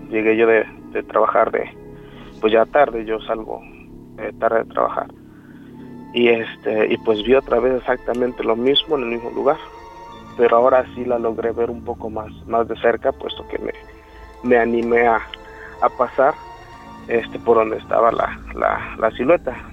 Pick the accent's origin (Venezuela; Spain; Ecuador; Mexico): Mexico; Morelos; Yo soy de Morelos.